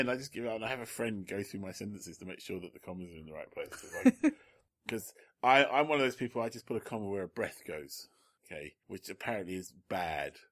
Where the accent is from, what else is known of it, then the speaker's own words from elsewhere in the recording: England, United Kingdom; i never feel because I'm English, I never feel entirely comfortable